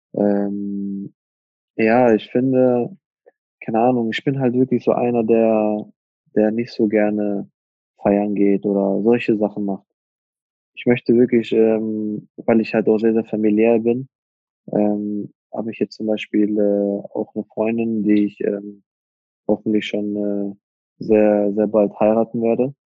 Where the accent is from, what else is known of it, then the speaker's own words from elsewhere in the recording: Iserlohn, North Rhine-Westphalia, Germany; also born or lived in Hagen-Hohenlimburg; ich bin in Hohenlimburg geboren, ja, Hagen Hohenlimburg geboren, aber gelebt habe ich immer in Iserlohn. Also da bin ich dann aufgewachsen.